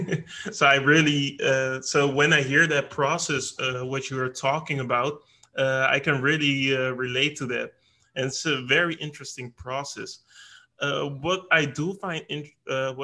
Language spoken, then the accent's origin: English; Netherlands; I'm personally from the Netherlands